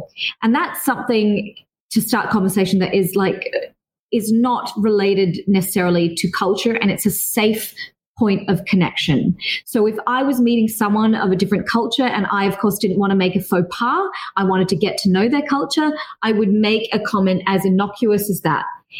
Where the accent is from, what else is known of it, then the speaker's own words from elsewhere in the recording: Philippines; I had my best friend when I lived in Dubai as a Filipina.